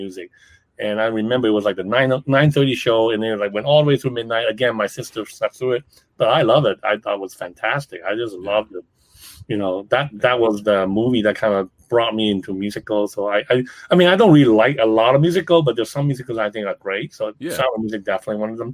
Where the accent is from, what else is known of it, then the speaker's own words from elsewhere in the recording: Hong Kong; moved away; also born or lived in New York; when I grew up in Hong Kong